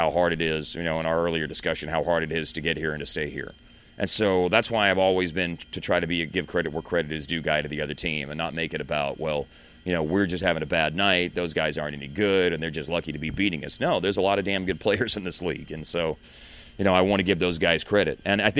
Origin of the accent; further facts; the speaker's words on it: Justin, Texas, United States; also born or lived in Louisville; You know, I grew up in Louisville and then spent a lot of my years living in Justin, which is a town of 1,500 people. And I used to say the word 10, like the number 10, like that.